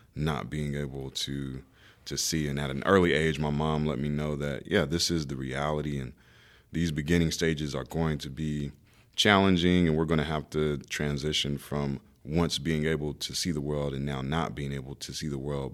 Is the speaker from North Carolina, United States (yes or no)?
yes; Raleigh, North Carolina, United States; I grew up in Raleigh, North Carolina